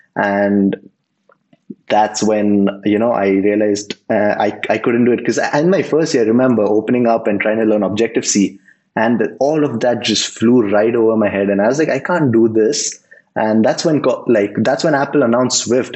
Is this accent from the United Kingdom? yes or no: no; Mumbai, Maharashtra, India; now in Bangalore, India; I'm from India, originally from Mumbai, and I settled down in Bangalore